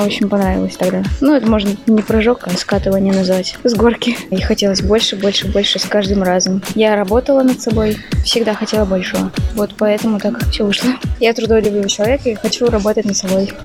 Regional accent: Nizhny Tagil, Sverdlovsk Oblast, Russia; Родилась в Нижнем Тагиле

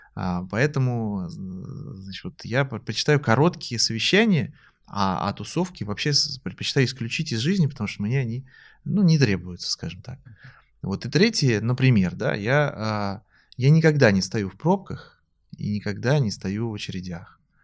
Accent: Moscow, Russia; я сам москвич

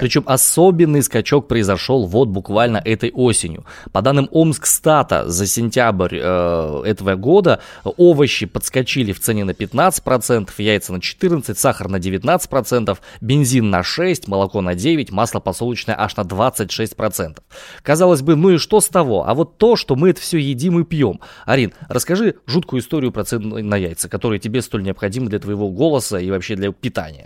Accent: Omsk, Omsk Oblast, Russia; я родом из Омска

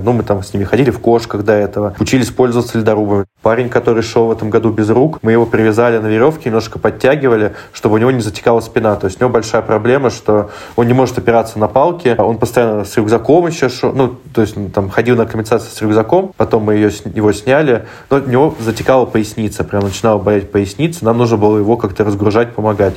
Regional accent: Moscow, Russia; moved away; я сам из Москвы, у меня там живут э, родители

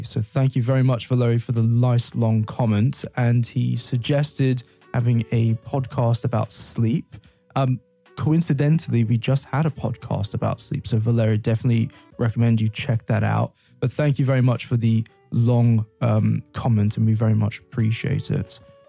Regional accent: London, United Kingdom; now in Novosibirsk, Russia; I'm from London and I work here at the Big Apple School.

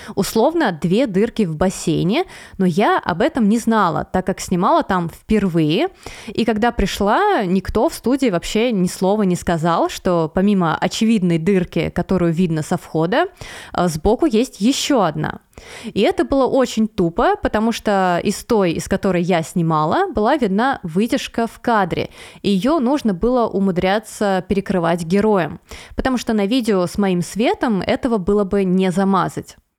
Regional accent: Veliky Novgorod, Novgorod Oblast, Russia; в своем небольшом городе, откуда я родом, э, из Великого Новгорода

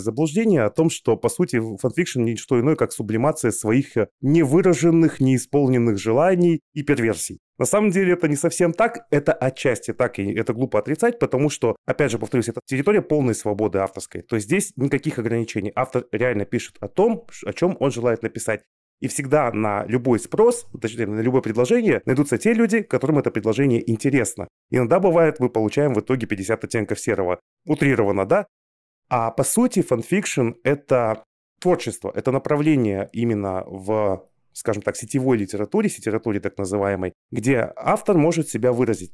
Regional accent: Kazakhstan; Мы сами родом из Казахстана с Аней

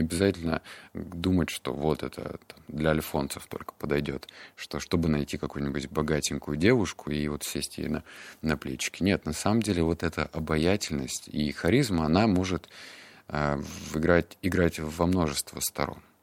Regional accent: Barnaul, Altai Krai, Russia; мне было 7 лет, это был 99 год. Я рос в Барнауле

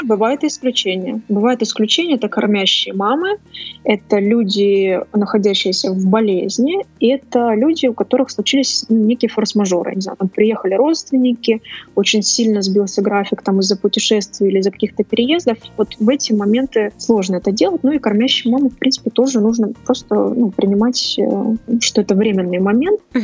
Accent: Saint Petersburg, Russia; Я изначально из Петербурга

